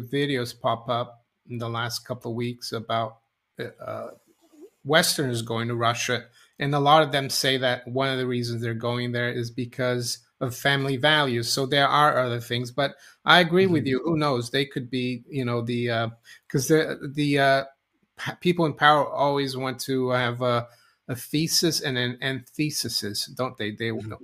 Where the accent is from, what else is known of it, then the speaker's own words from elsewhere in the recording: Brazil; moved away; I was growing up in Brazil, when we are going to school